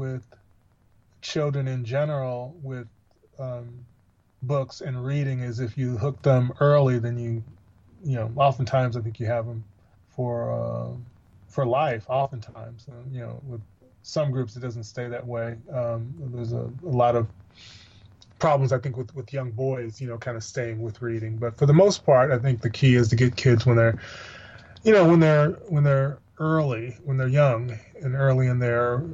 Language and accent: English; Missouri, United States; where I grew up in Missouri